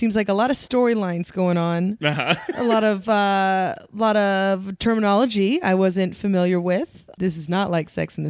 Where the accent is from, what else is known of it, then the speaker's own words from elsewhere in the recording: San Francisco, California, United States; I'm from San Francisco